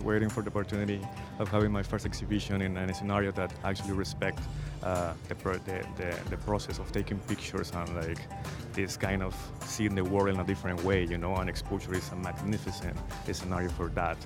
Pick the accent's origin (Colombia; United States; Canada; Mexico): Colombia; Cali, Valle del Cauca; moved away; my city, Cali, was really well known for being the resistance uh, point